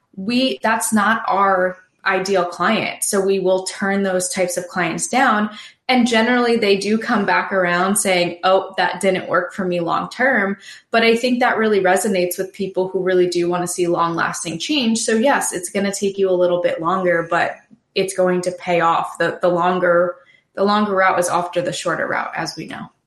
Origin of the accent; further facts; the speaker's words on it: New York, United States; now in Wilmington, United States; I am originally from New York